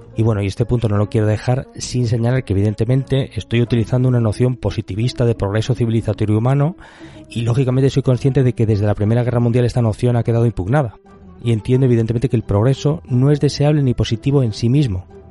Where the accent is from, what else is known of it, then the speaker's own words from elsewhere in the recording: Castile, Spain; soy un señor castellano